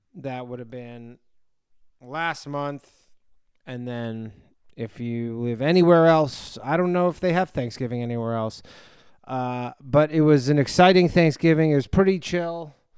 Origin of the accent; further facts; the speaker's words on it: near Toronto, Ontario, Canada; moved away as an adult; now in New York, United States; I'm not originally from there, but I'm from close to there. Uh, but I lived there for ten years before I moved to New York.